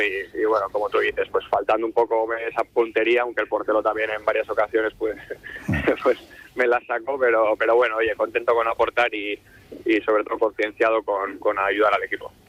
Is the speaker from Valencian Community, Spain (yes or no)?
no; San Sebastián, Basque Country, Spain; now in Santander, Spain; soy de Donosti